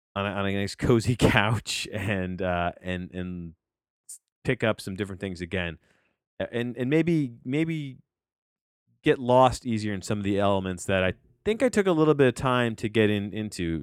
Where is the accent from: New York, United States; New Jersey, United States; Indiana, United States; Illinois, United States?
New Jersey, United States; I'm a kid from New Jersey and, and, uh, who grew up on six sixty at W F A N